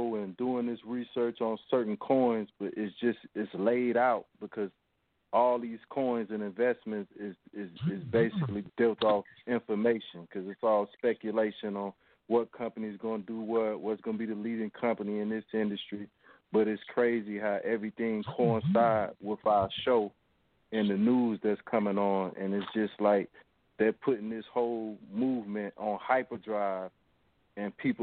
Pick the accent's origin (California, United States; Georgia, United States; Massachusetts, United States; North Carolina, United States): North Carolina, United States; I'm from North Carolina. I'm actually probably like 10 to 15 minutes from the place that you said, Kannapolis, North Carolina.